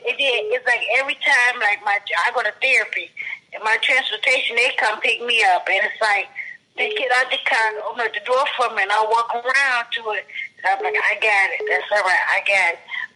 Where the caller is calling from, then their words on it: Detroit, Michigan, United States; From Detroit, Michigan.